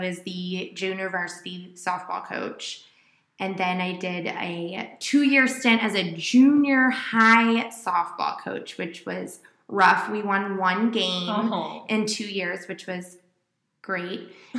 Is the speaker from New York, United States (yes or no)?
no; Rochester, Illinois, United States; moved away as an adult; now in Springfield, United States; I'm originally from Rochester, Illinois, and I currently live in Springfield.